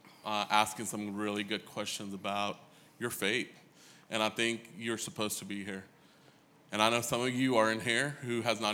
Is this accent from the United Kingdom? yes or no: no; New Delhi, Delhi, India; now in Snellville, United States; I grew up in India. I lived in a city called New Delhi.